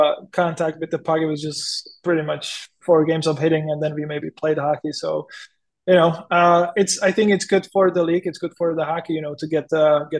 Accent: Písek, South Bohemian Region, Czechia; English is a second language; moved away as an adult; also born or lived in Chomutov / Chicago; now in San Jose, United States; my dad, he still lives in my hometown Písek

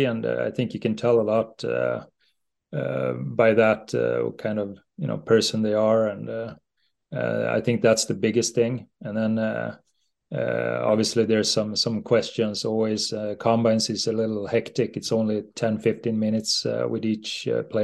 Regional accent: Leksand, Dalarna County, Sweden; I can watch in my hometown

